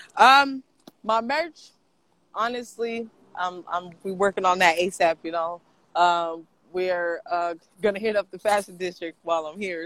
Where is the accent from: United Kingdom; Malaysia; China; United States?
United States; Portland; born or raised there; also born or lived in Los Angeles